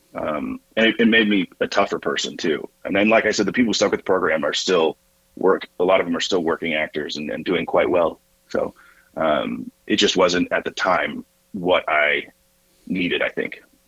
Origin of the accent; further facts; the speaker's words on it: Northern Virginia, United States; moved away as an adult; also born or lived in Lincoln, Nebraska / Evansville, Indiana; I'm from the Virginia side, but never claimed Virginia